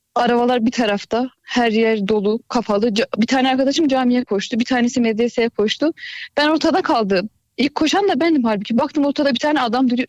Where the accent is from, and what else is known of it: Erzurum, Turkey